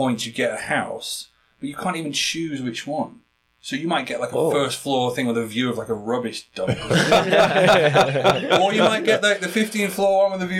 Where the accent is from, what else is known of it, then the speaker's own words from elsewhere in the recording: United Kingdom; moved away as an adult; now in South Korea; I'm not from London, and you know, in the UK